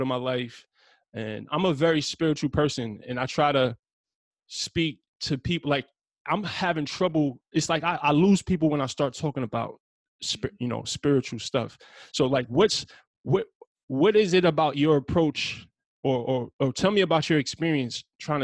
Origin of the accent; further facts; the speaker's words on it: New York City, New York, United States; I'm from Brownsville, Brooklyn. I came up in a very, if you're familiar with Brownsville, it's like Iraq, bro. Like, especially when I was coming up there in the 90s